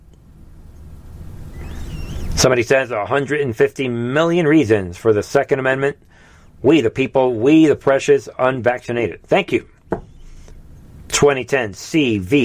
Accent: New York, United States; I grew up in New York

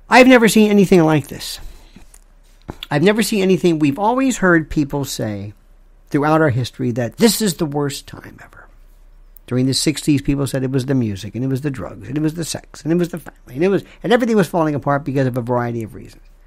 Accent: United States; I'm an American

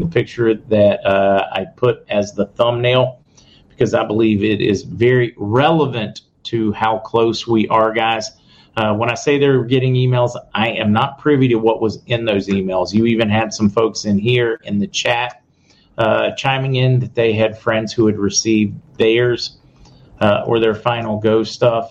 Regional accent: Indiana County, Pennsylvania, United States; moved away; I'm originally from Indiana County in Pennsylvania

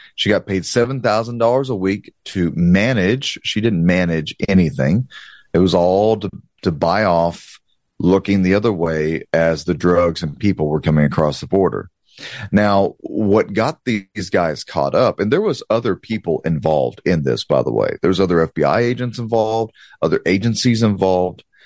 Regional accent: Southeast Texas, United States; I'm a good old country boy, I'm a Cajun from Southeast Texas

